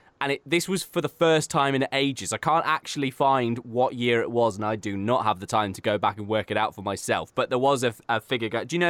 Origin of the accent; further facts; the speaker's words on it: Canada; And we could actually maybe be having a really good time as Canadian hockey fans.